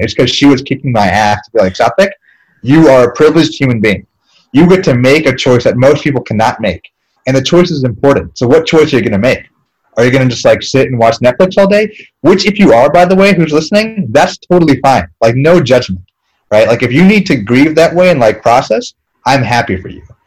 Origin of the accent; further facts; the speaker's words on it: East Coast, United States; we're both from the East Coast. Um, I'm from like a, a rich people town